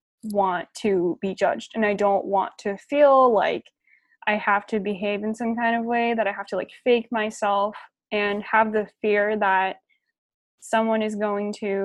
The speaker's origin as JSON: {"language": "English", "country": "Japan", "said": "I don't really have any doubt in saying that, like, I'm from Japan and Japan is my home."}